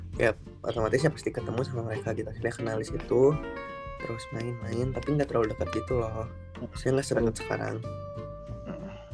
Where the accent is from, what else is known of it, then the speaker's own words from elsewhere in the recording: Bandung, West Java, Indonesia; dari SMP di Bandung